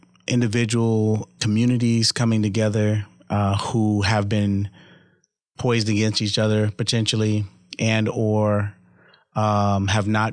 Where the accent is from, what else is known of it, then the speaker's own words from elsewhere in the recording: Los Angeles, California, United States; now in Omaha, United States; I grew up in California, Los Angeles.